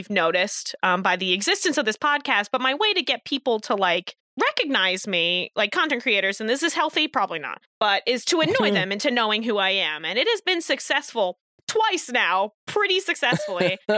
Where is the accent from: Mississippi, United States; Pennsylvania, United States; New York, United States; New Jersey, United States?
New Jersey, United States; moved away as an adult; also born or lived in Rhode Island; now in Boston, United States; I was birthed in Rhode Island, but then I did move to New Jersey